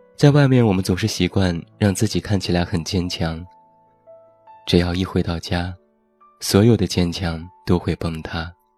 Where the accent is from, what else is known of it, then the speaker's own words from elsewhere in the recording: Taiyuan, Shanxi, China; 现在在我的家乡山西太原